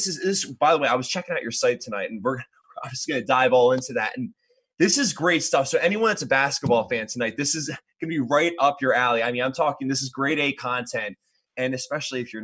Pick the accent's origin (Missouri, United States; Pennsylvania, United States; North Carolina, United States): Pennsylvania, United States; Philadelphia; growing up in Philadelphia area